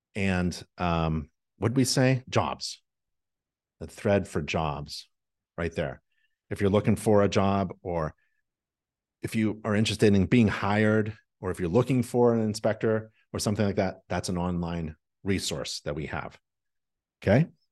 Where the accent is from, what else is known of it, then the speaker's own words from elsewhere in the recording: North Carolina, United States; I say y'all 'cause I'm from North Carolina. That's what we say down here.